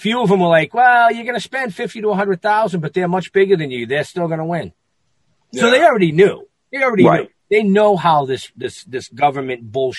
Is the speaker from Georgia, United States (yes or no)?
no; Boston, Massachusetts, United States; we're from Boston.